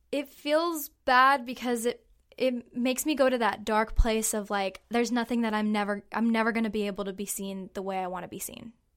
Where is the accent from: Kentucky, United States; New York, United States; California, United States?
California, United States; Hanford; I'm from Hanford, California, and I am 21 years old.